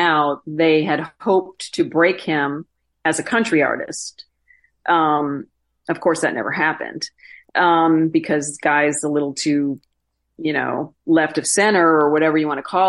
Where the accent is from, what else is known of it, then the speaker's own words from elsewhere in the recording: Wisconsin, United States; moved away as an adult; I grew up on Lake Michigan, and then the interior lakes in northern Wisconsin. And I've been gone from there for 28 years